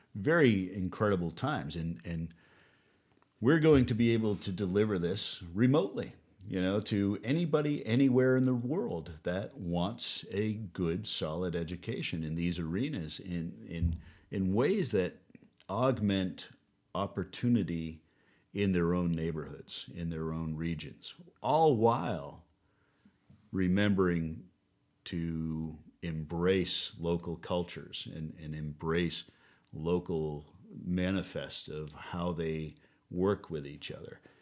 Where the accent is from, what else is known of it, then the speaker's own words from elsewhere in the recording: United States; moved away as an adult; also born or lived in New Orleans; we moved back from New Orleans back home here, crazy, in our own backyard where I was born and raised